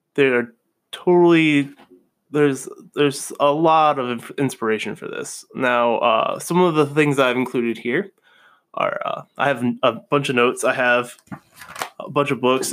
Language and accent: English; Vermont, United States; moved away; also born or lived in New Haven; I'm originally from Vermont.